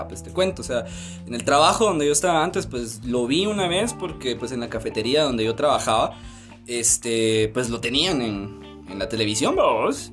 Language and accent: Spanish; Mixco, Guatemala Department, Guatemala; Soy de Misco.